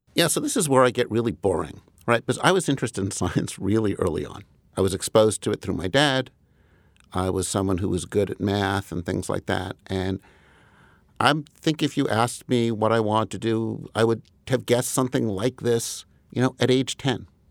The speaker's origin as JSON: {"language": "English", "town": "Huntington", "region": "New York", "country": "United States", "tie": "born or raised there", "also_born_or_lived": "Rochester, New York", "said": "I grew up in Comac initially, which is one part of Huntington"}